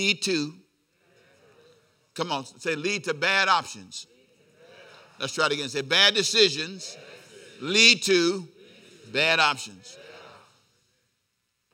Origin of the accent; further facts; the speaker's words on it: Los Angeles, California, United States; I lived down the street from USC. University of Southern California.